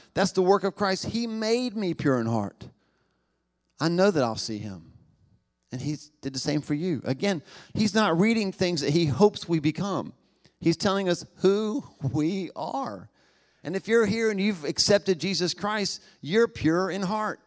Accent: United States; 'Cause I'm American

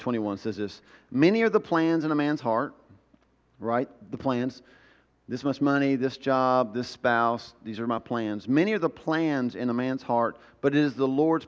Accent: the South, United States; I grew up in the South

